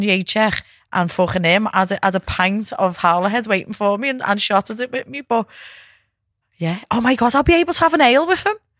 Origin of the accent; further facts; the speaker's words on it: England, United Kingdom; I'm proud of being from England.